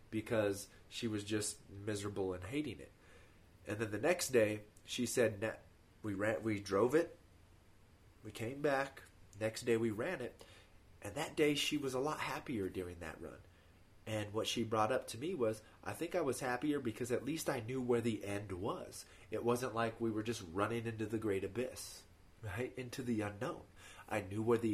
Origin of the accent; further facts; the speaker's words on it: Colorado, United States; I'm from Colorado. So for me, the elevation doesn't matter. Like, I've lived here my whole life.